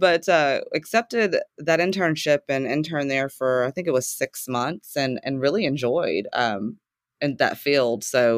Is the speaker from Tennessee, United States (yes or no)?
yes; Chattanooga, Tennessee, United States; Yes, so I was born and raised in the South in a town called Chattanooga, Tennessee. And I left Chattanooga to go to college at 18